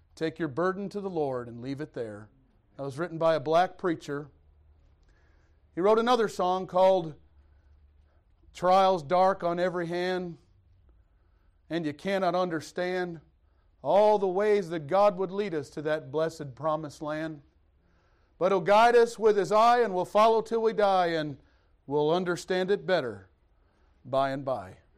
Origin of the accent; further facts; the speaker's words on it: Detroit, Michigan, United States; moved away; also born or lived in Missouri; I'm from Detroit. I was a city boy